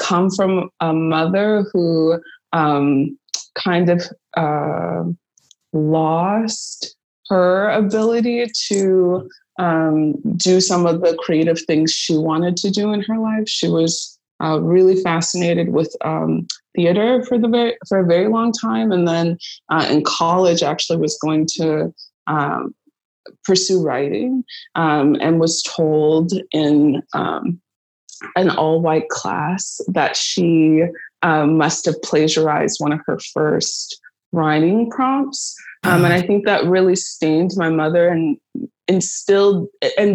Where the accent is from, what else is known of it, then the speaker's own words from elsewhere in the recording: Pasadena, California, United States; moved away as an adult; also born or lived in Chicago; I'm originally from Pasadena, California